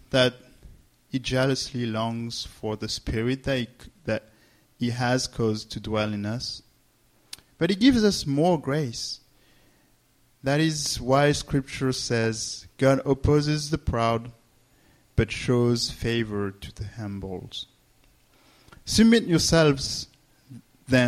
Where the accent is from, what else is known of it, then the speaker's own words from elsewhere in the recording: France; English is a second language; moved away; I'm from France, for those who don't know me. And so you may hear mistakes and accent